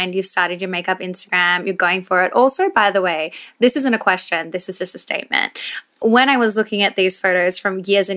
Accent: Melbourne, Victoria, Australia; I'm from Melbourne

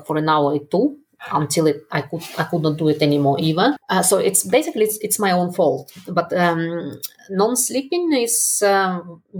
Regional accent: Russia; moved away as an adult; also born or lived in Netherlands / United Kingdom; I was brought up in Russia

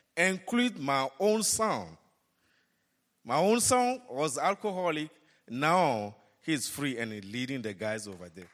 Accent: Togo; moved away as an adult; now in Dallas, United States; Togo, Africa, my hometown

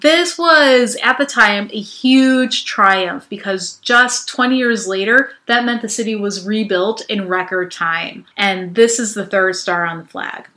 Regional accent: Chicago, Illinois, United States; also born or lived in Boston; I grew up in the West Lawn neighborhood on the southwest side of Chicago over by Midway Airport

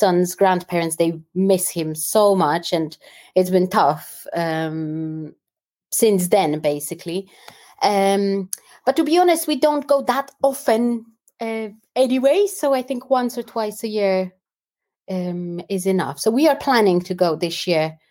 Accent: Warsaw, Masovian Voivodeship, Poland; moved away as an adult; also born or lived in London, United Kingdom; now in United Kingdom; I grew up in Warsaw and then moved to London.

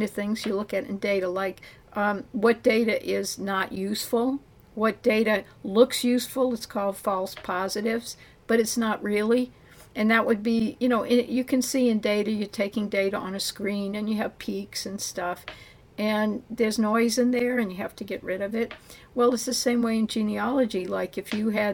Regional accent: New Orleans, Louisiana, United States; I'm from New Orleans. I grew up, around all four grandparents.

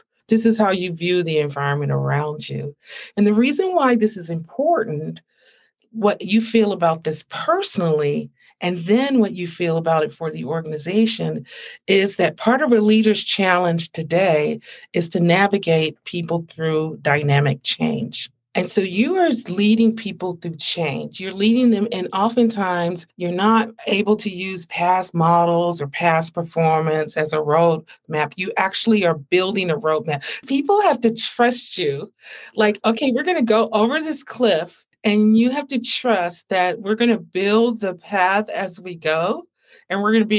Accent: Canada; I'm from Canada.

